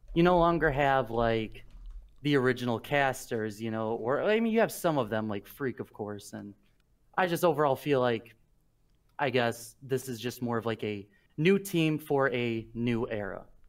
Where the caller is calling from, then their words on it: Princeton, Illinois, United States; I'm calling from Princeton, Illinois